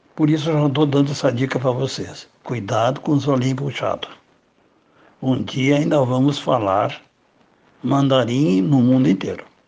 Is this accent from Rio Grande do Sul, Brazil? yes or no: yes; Rio Grande do Sul, Brazil; Na minha terra, no Rio Grande